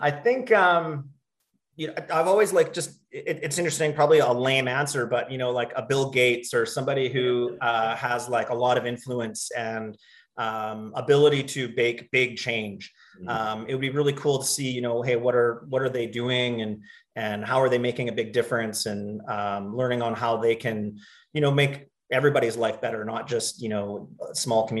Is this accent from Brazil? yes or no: no; Okanagan, British Columbia, Canada; also born or lived in Calgary; I grew up here in the Okanagan